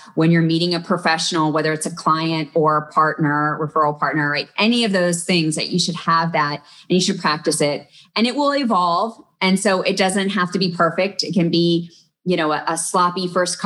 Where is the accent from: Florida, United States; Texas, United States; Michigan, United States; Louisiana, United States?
Texas, United States; I grew up in Texas, but I also had relatives in Ohio.